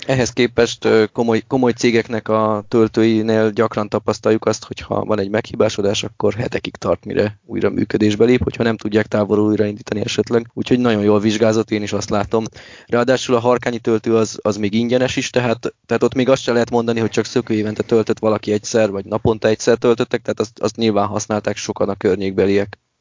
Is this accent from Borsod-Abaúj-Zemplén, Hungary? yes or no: yes; Miskolc, Borsod-Abaúj-Zemplén, Hungary